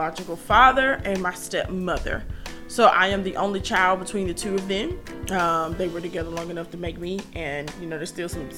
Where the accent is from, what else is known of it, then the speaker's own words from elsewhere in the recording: Columbus, Georgia, United States; the East Highland, South Side area of town, which is where I grew up in Warren Williams. So, you know, every time my mom elevated in life, you know, she shifted and moved us. So by the time I grew up in what's now known as East Columbus